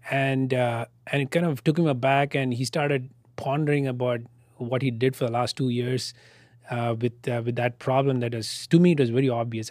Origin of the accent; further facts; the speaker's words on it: Bangalore, Karnataka, India; moved away as an adult; now in Austin, United States; my hometown in Bangalore